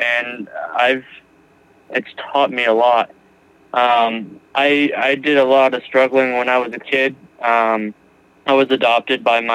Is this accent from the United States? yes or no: yes; Massachusetts, United States; now in New Mexico, United States; I am originally from Massachusetts, but currently live in New Mexico.